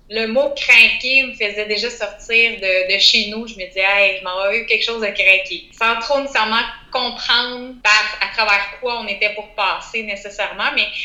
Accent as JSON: {"language": "French", "area": "Outaouais", "region": "Quebec", "country": "Canada", "said": "je viens de la région de l'Outaouais."}